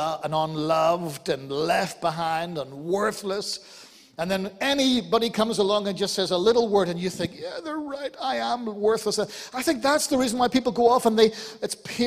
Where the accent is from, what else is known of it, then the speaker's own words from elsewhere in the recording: Ireland; I'm Irish